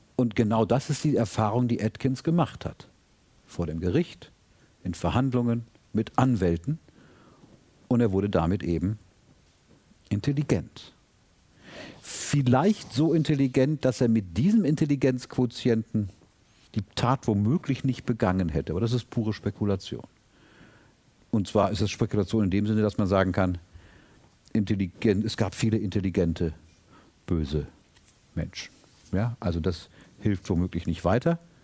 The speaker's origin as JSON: {"language": "German", "country": "Germany", "said": "als Deutscher"}